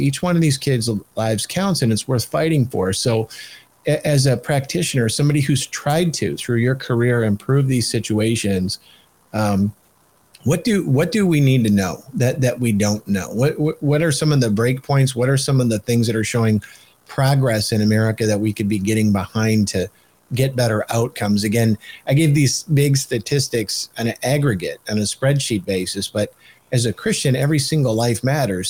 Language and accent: English; Michigan, United States; I'm from Michigan